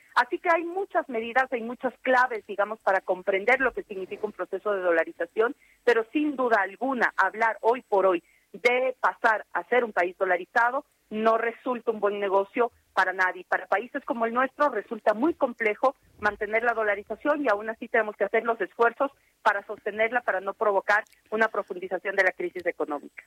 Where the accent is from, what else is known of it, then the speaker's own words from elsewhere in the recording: Ecuador; mi país